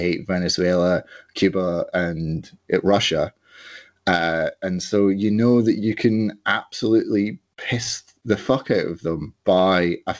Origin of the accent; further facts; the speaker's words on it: Edinburgh, Scotland, United Kingdom; growing up in Edinburgh